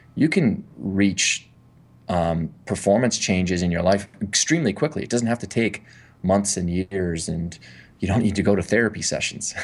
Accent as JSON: {"language": "English", "country": "Canada", "said": "I'm from Canada"}